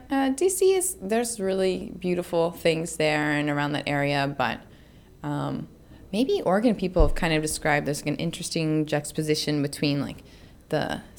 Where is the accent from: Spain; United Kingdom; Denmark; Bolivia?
Spain; born there; I was born in Spain. I lived there a significant amount of years, and I wanted to make sure I could still communicate with family I have there.